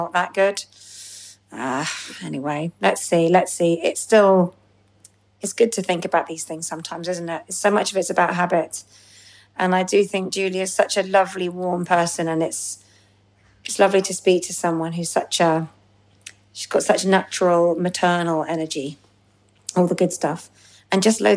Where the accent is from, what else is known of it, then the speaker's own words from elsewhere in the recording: London, United Kingdom; London on Tuesday, which is my homecoming gig, because I'm a Londoner